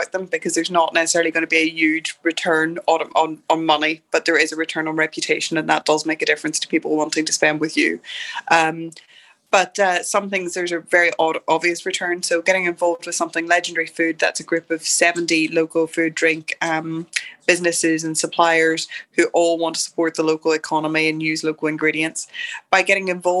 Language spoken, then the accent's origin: English; Derry, Northern Ireland, United Kingdom; moved away as an adult; I arrived back in Derry, and yes, it's my hometown. I grew up here